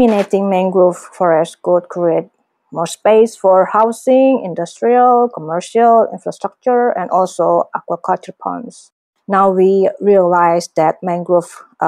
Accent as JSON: {"language": "English", "country": "Indonesia", "said": "from Indonesia"}